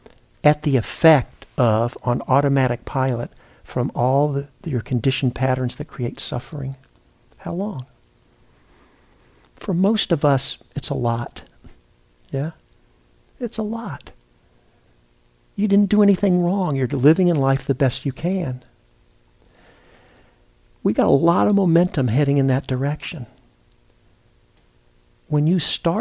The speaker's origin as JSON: {"language": "English", "town": "Memphis", "region": "Tennessee", "country": "United States", "tie": "born or raised there", "said": "I was born and raised in Memphis, Tennessee"}